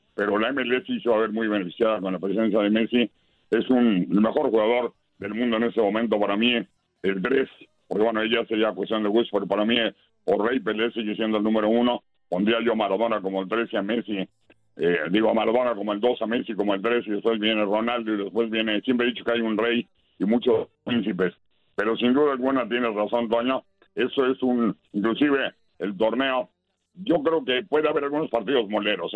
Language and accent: Spanish; Mexico; nosotros como mexicanos